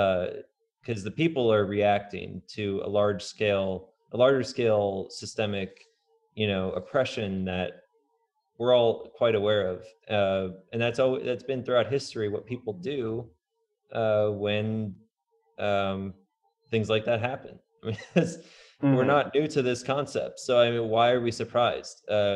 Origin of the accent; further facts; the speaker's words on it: Indiana, United States; now in Portland, United States; when I came from Indiana to Portland, I definitely did not know what to expect.